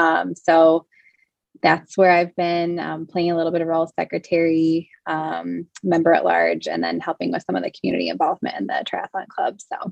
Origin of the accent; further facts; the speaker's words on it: Michigan, United States; when I moved to Ann Arbor in 2011, born and raised in Michigan, but Ann Arbor was a new area for me